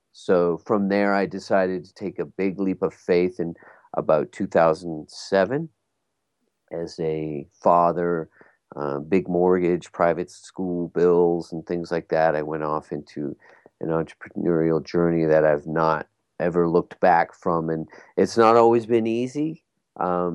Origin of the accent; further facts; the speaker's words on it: Bermuda; I come from Bermuda, and I was in Bermuda at the time.